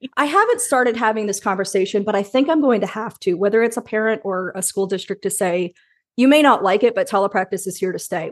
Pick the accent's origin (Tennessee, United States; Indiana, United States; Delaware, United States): Indiana, United States; Indianapolis; moved away as an adult; also born or lived in Carmel, Indiana / Bloomington, Indiana / Chicago, Illinois; I was born in Indianapolis and we lived there until I was about eleven, then we moved to Carmel, which is a suburb about thirty minutes north.